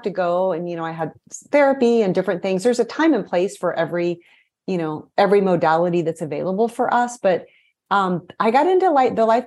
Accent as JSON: {"language": "English", "region": "Missouri", "country": "United States", "tie": "born or raised there", "also_born_or_lived": "Brazil", "moved": "as an adult", "said": "I was raised in Missouri, so I'm a Midwesterner at heart."}